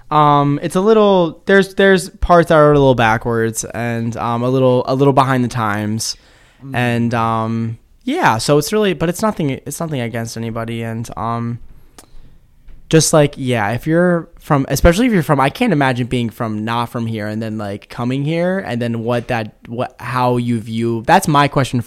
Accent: Chestertown, Maryland, United States; I know a lot of my fellow Kent Countyans, my Chestertonians

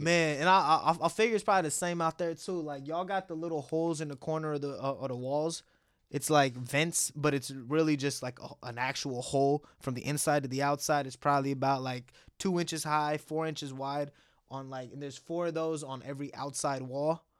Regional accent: Bangalore, Karnataka, India; moved away; I was born in Bangalore, which is like in, uh, Karnataka

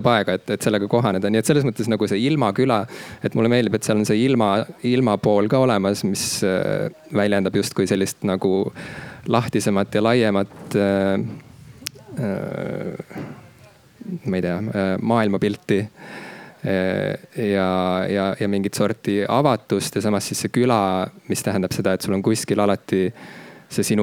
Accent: Estonia; ise ma samuti nagu ei eeldaks esimese asjana, et ma olen eestlane, kui ma näeksin iseennast tänaval kõndimas, samas mul nagu mingit muud identiteeti ei ole

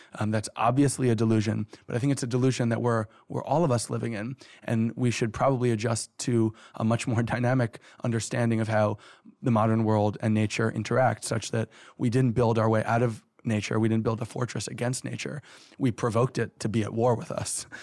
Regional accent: New York City, New York, United States; I'm a New Yorker. I've lived, you know, middle class, upper middle class life in one of the richest cities in the richest country in the world

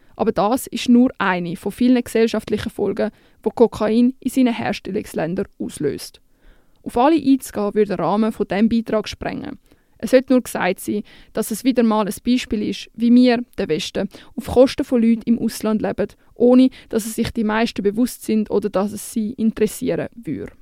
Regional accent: Switzerland; bei uns in der Schweiz

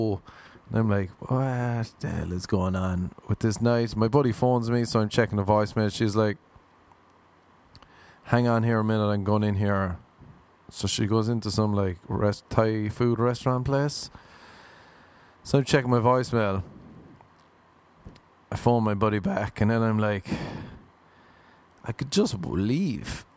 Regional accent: Ireland; moved away; I'm from Ireland.

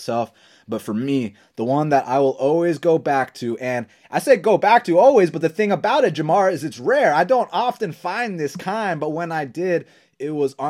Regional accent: Atlanta, Georgia, United States; growing up in Atlanta, Georgia

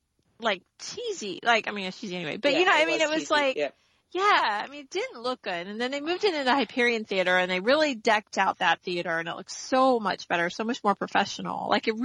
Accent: Florida, United States; also born or lived in Canada; I grew up in Florida. I've lived here since I was 5, but yes, I was born in Canada. So, and I've never been back.

